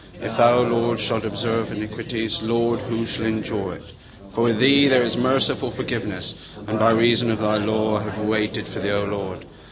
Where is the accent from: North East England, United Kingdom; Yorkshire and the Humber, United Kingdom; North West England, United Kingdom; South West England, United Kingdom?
South West England, United Kingdom; Somerset; accent: Somerset; also born or lived in Wales; my Somerset accent